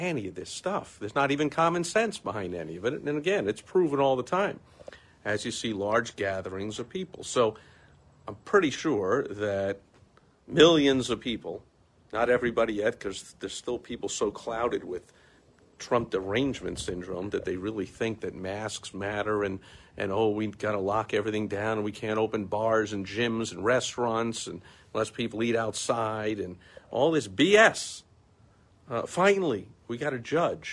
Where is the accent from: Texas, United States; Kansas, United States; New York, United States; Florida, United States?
New York, United States; New York City; I'm from New York, from New York City